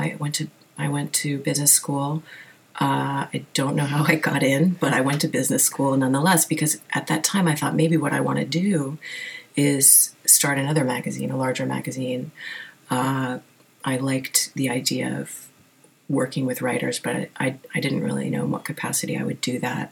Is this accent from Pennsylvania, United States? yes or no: no; Wilmington, Delaware, United States; moved away as an adult; also born or lived in New York City; now in New York, United States; grew up in Wilmington, Delaware, kind of in the middle of nowhere